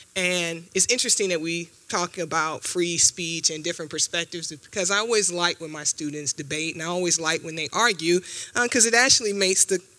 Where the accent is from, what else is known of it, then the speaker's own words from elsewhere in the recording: Jacksonville, Florida, United States; moved away as an adult; also born or lived in Philadelphia, Pennsylvania / Notre Dame, Indiana; now in Charlottesville, United States; I came to University of Virginia in 2004 from Notre Dame, straight out of grad school. I'm from Jacksonville, Florida.